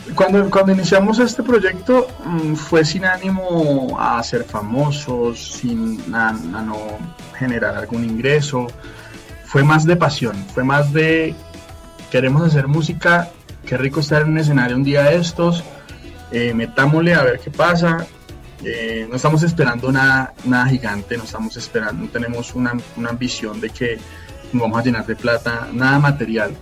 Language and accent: Spanish; Fusagasugá, Cundinamarca, Colombia; now in Bogotá, Colombia; soy nacido en Fusagasugá y bueno, me encuentro en Bogotá, acá trabajo